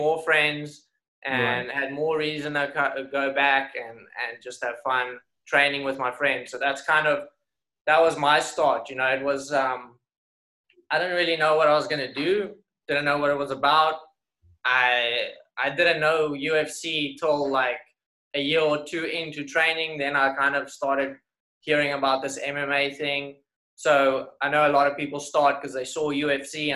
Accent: Somerset West, Western Cape, South Africa; moved away as an adult; also born or lived in Strand; now in New York, United States; we had quite a fun club out in Somerset West, my hometown.

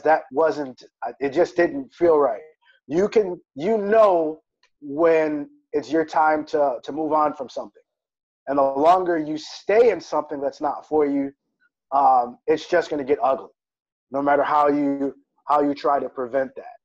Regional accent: Wisconsin, United States; moved away as an adult; also born or lived in South Florida; moving back to the Midwest, because I'm originally from Wisconsin

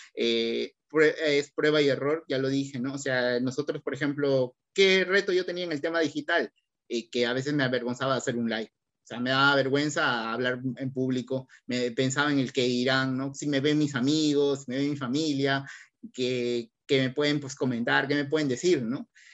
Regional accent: Barranca, Lima, Peru; somos de acá de Barranca

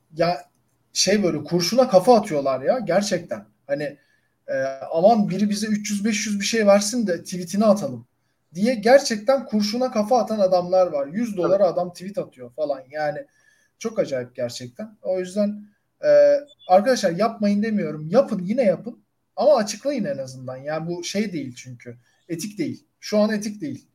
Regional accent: Turkey; ben de Türk'üm

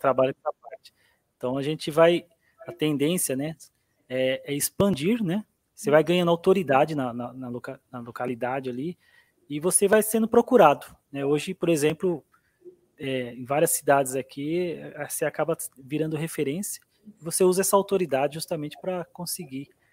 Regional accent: Abaeté, Minas Gerais, Brazil; a Baeté, Minas Gerais

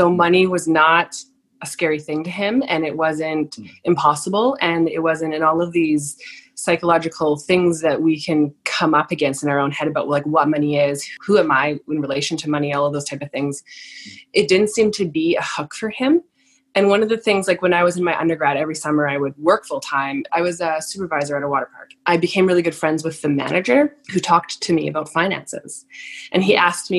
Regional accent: Lower Mainland, British Columbia, Canada; I grew up in Lower Mainland

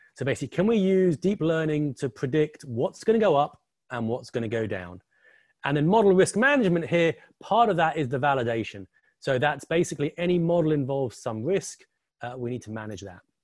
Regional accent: England, United Kingdom; also born or lived in New York area; now in New York, United States; the funny accent, I'm currently sitting in the New York area, but obviously the funny accent and the picture behind me, I'm English, like Mr. Box

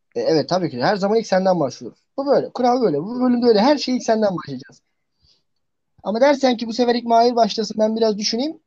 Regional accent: Trabzon, Turkey; Ben Trabzonluyum

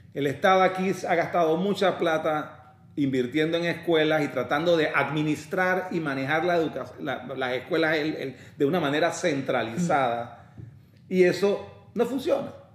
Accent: Panama; also born or lived in London, United Kingdom; soy panameño de nacimiento, mitad colonense, mi mamá de Colón

